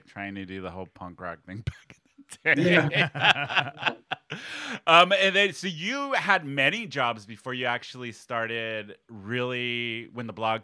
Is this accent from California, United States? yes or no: yes; San Diego, California, United States; I grew up here in San Diego, moved away for a while, but grew up here